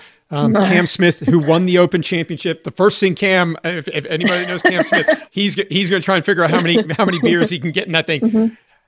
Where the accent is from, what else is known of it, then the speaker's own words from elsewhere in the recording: Johannesburg, Gauteng, South Africa; I'm from Johannesburg. I'm a member at the same club that she's a member at.